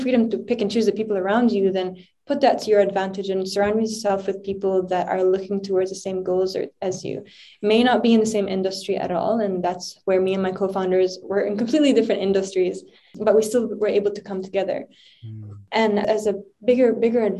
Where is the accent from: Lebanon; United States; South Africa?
Lebanon; moved away; growing up in Lebanon throughout my whole childhood, driving up and down to school